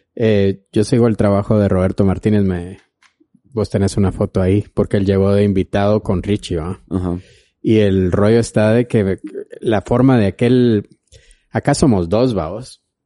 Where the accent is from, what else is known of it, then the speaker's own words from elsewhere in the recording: Flores, Petén, Guatemala; yo soy de Flores